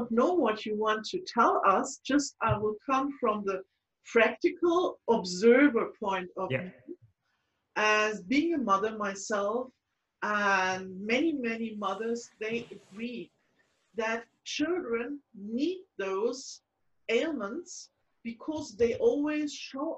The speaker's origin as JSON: {"language": "English", "town": "Frankfurt", "region": "Hesse", "country": "Germany", "tie": "born or raised there", "said": "born in 1938 in my hometown, Frankfurt"}